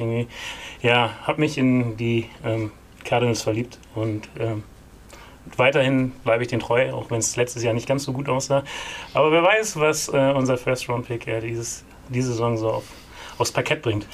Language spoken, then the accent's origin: German; East Frisia, Lower Saxony, Germany; ich wurde in Ostfriesland-Enten geboren